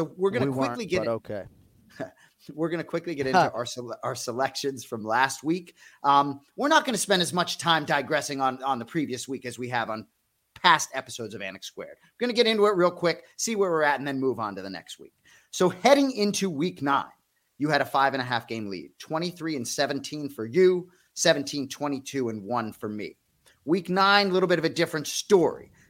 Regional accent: Boston, Massachusetts, United States; I'm from Boston

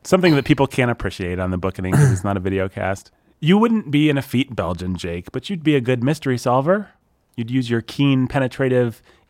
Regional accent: United States; I'm American

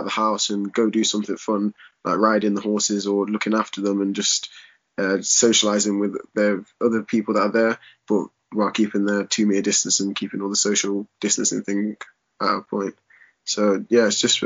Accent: Leicester, East Midlands, United Kingdom; And I grew up in Leicester Highfields, and I've been here all my life.

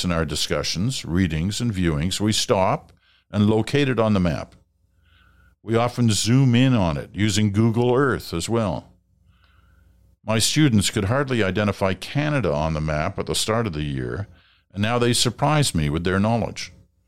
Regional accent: England, United Kingdom; born there; I was born in England.

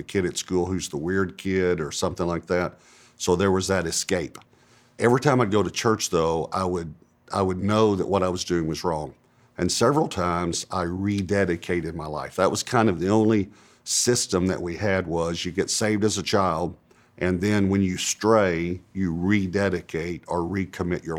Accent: East Texas, United States; also born or lived in Dallas-Fort Worth; I grew up in East Texas, and it was probably a medium-sized town

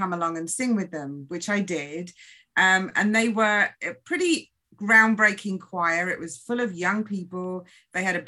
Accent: England, United Kingdom; now in United States; I grew up in England

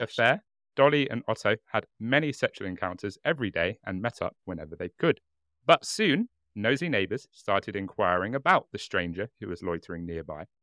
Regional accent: United Kingdom; I'm very British in that I drink English breakfast tea and nothing else

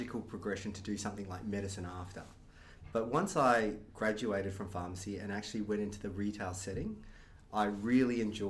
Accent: Brisbane, Queensland, Australia; I was born here in Brisbane. My parents were from Malaysia, so they actually came over as students when they were at university. They lived in Melbourne and decided to eventually reside in Brisbane. So grew up on the north side, went to Nudgee College

